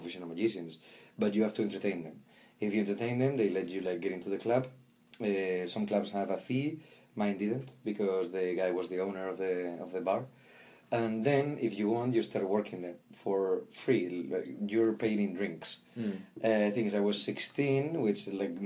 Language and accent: English; Galicia, Spain; moved away; also born or lived in Madrid, Spain; I come from Spain, born in Galicia in the northwest, close to the Atlantic, and I spent 19 years of my life in Madrid